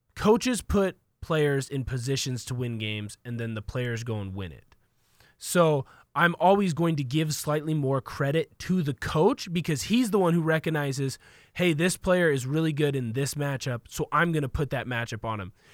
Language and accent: English; Vancouver, Washington, United States; I come from Portland, the Portland area, Vancouver